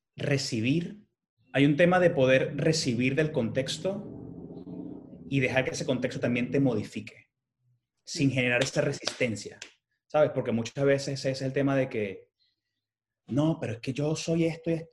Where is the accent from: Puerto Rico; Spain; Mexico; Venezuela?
Venezuela; moved away; como emigrante venezolano que vive en esta ciudad